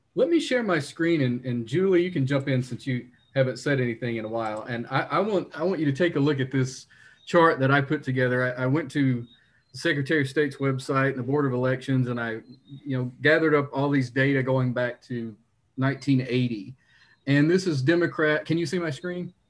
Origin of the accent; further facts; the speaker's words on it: Leslie County, Kentucky, United States; I'm from Leslie County, the reddest county in the state